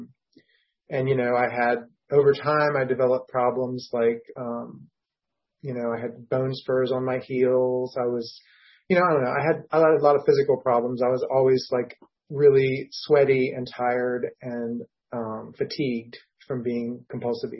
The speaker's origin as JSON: {"language": "English", "town": "Washington", "region": "District of Columbia", "country": "United States", "said": "I'm from Washington, D.C."}